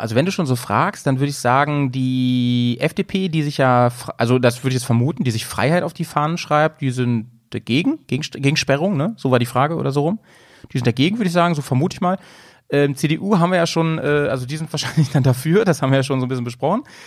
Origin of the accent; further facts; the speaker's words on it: Lower Saxony, Germany; now in Bremen, Germany; in meiner alten Heimat. Ich komme ja eigentlich aus Niedersachsen